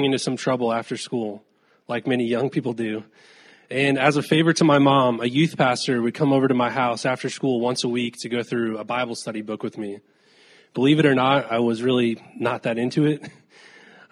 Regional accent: Safety Harbor, Florida, United States; I was raised in Safety Harbor, Florida, by my single mom

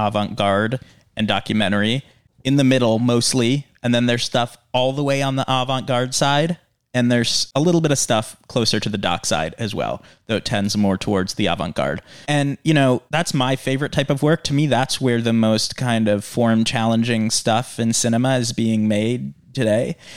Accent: Michigan, United States; now in New York, United States; I'm from Michigan

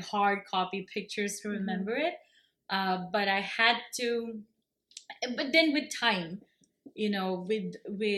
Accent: Kerala, India; also born or lived in Bangalore / United States; now in Canada; I grew up in God's own country, and that's Kerala.

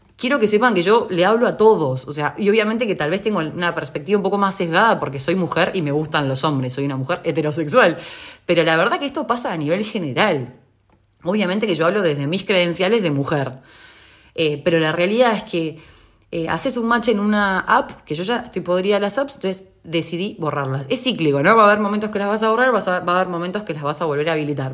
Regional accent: Uruguay; en Uruguay, es el país de donde yo soy

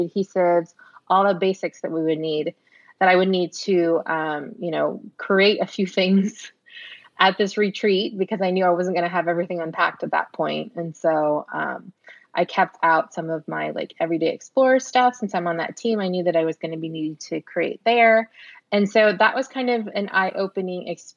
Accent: San Antonio, Texas, United States; also born or lived in Houston; we're back in my hometown of San Antonio

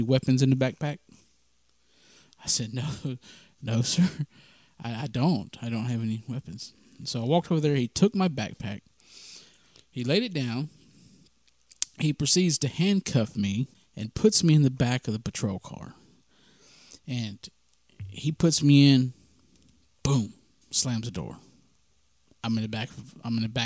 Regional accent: Mississippi, United States; moved away as an adult; also born or lived in California; I'm from Mississippi, and I haven't been in California very long

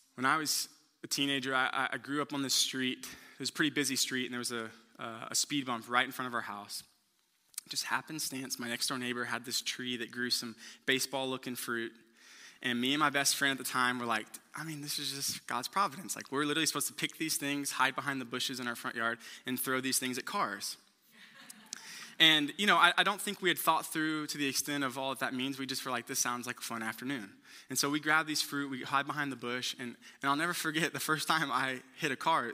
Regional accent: Houston, Texas, United States; I'm from Houston

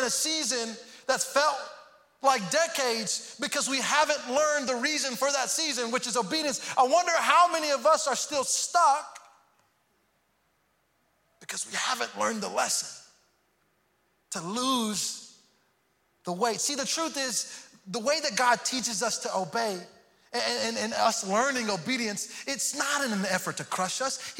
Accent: Houston, Texas, United States; moved away; also born or lived in Missouri; And I grew up in, I'm from Houston, go Astros. I'm from Houston, but then we moved later on to Missouri, and it was the first time I had experienced snow and seasons.

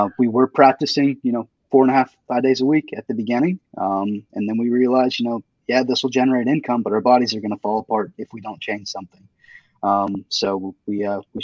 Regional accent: Indiana, United States; moved away as an adult; also born or lived in Fort Lauderdale, Florida; now in Georgia, United States; I grew up in Indiana

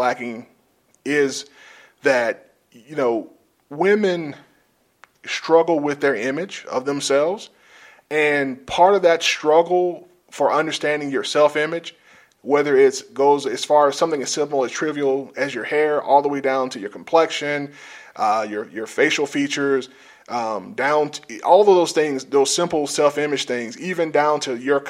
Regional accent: South Georgia, United States; I grew up in South Georgia

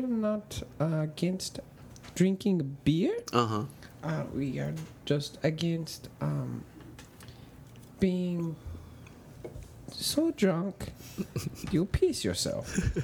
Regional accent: China; English is a second language; Oh, thank you. I am from China.

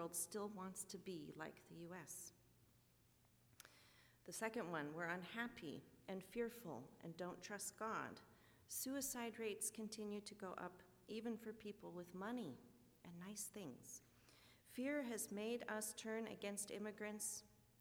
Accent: California, United States; also born or lived in Botswana; since I was a kid growing up in California

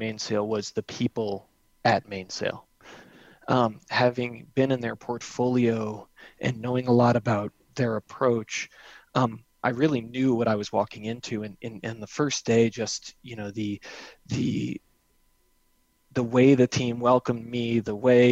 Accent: New Jersey, United States; also born or lived in New England; now in Denver, United States; I grew up in New Jersey, by the way, spent a lot of time in New England, and now I've lived in Denver twice

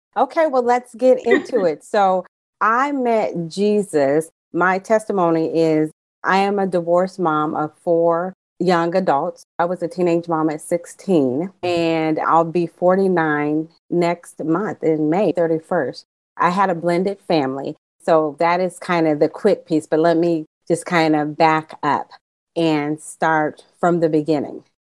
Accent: California, United States; I'm from California

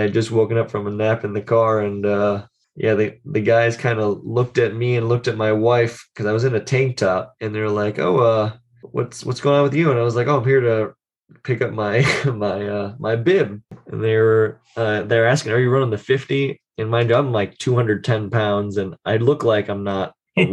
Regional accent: Buffalo, New York, United States; now in Austin, United States; I'm actually from Buffalo, New York, but I did move here to Austin, Texas back in 2012

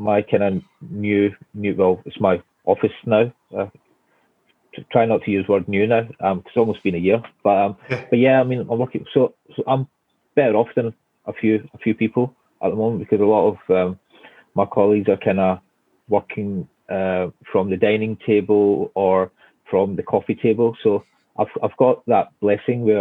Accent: Glasgow, Scotland, United Kingdom; moved away as an adult; now in London, United Kingdom; You could probably tell from my accent that I'm from Scotland. Born and bred in Scotland, from Glasgow.

